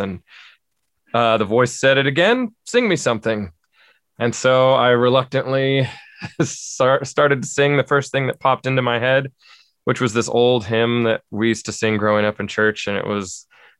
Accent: Southern California, United States; moved away as an adult; now in Spring Hill, United States; I was born and raised in Southern California, raised in church my whole life

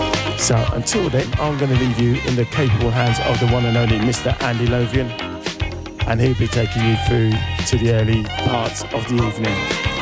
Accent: High Wycombe, South East England, United Kingdom; Wickham Wanderers got to a cup final. So, happy days. My hometown are playing at Wembley.

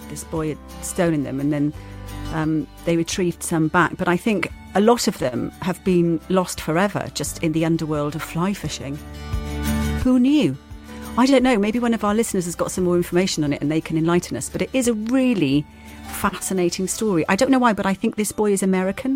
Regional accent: Swansea, Wales, United Kingdom; Swansea, my hometown

